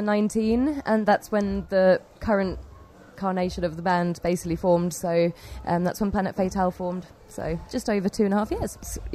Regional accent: Cambridge, East of England, United Kingdom; we play heavy rock music and we're from Cambridge.

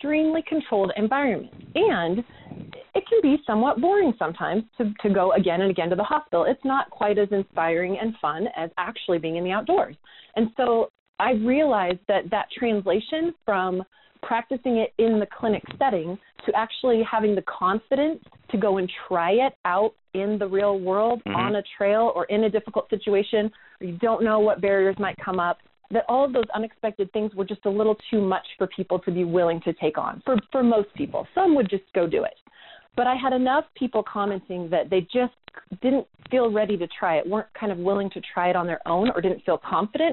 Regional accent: Eugene, Oregon, United States; also born or lived in Salem, Oregon / North Carolina; I grew up in Eugene, Oregon, and went to undergrad out here in Salem

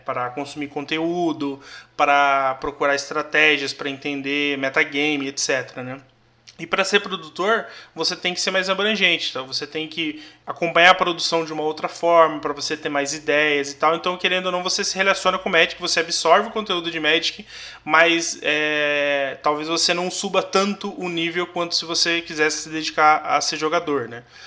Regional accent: São José dos Campos, São Paulo, Brazil; Eu sou nascido e criado aqui em São José

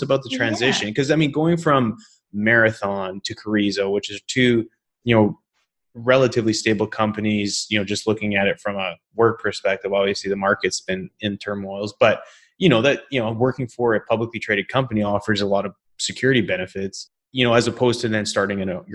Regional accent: British Columbia, Canada; also born or lived in Calgary, Canada; now in Houston, United States; I grew up in British Columbia

